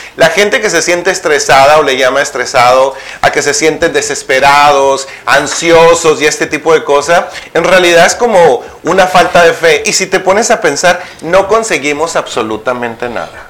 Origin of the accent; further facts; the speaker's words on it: Naco, Sonora, Mexico; moved away; mi pueblo